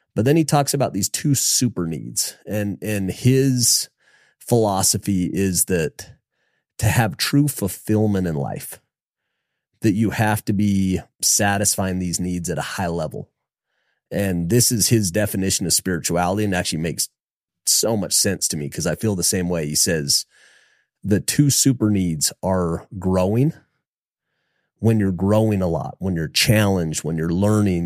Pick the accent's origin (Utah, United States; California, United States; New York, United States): Utah, United States; Logan; I was from Logan